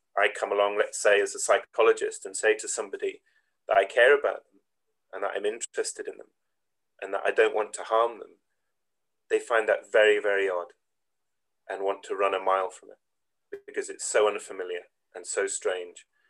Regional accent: Gullane, Scotland, United Kingdom; also born or lived in Edinburgh; I was born and brought up in Scotland, in Edinburgh to begin with.

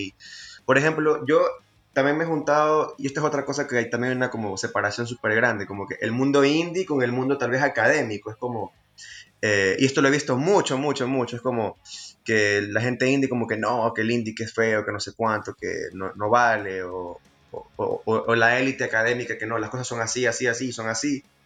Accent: Guayaquil, Guayas, Ecuador; somos los jovencitos de Guayaquil

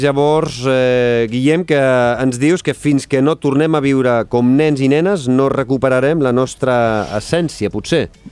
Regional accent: Badalona, Catalonia, Spain; jo sóc de, de Badalona i vaig estar molts anys jugant a bàsquet

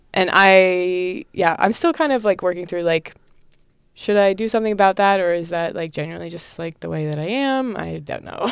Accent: North Carolina, United States; also born or lived in Illinois; I am from North Carolina. I used to live in Illinois, and now I'm in North Carolina. Uh, Charlotte

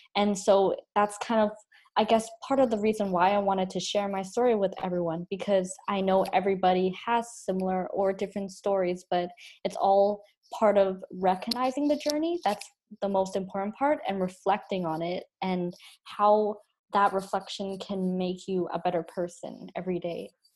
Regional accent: Canada; accent: Canadian, Chinese; I grew up here and I was born here

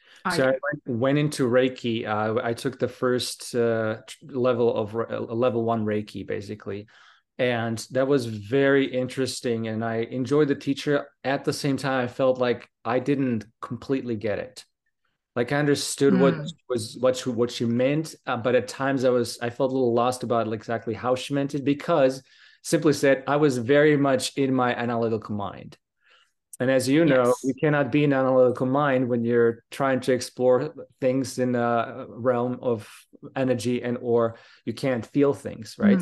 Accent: Slovakia; English is a second language; moved away as an adult; also born or lived in United Kingdom; I come from Slovakia, and I spent basically most of my life, most of my early part of my life there until 20 or so. And I left to the UK.

